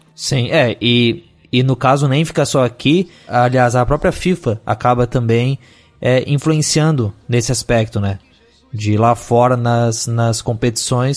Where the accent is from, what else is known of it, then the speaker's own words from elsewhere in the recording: Brazil; nós somos brasileiros